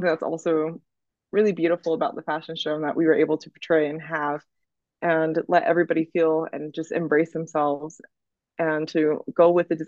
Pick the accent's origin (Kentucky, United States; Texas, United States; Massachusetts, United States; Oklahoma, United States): Oklahoma, United States; like, shoot, we're in Oklahoma, we're gonna have fun. Okay, like this is gonna be great. We're in my hometown, we're gonna hang out, everyone's gonna see each other.